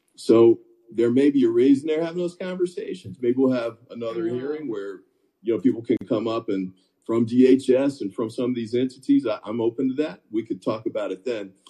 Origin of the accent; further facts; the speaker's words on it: North Carolina, United States; also born or lived in Virginia; I grew up in North Carolina and Virginia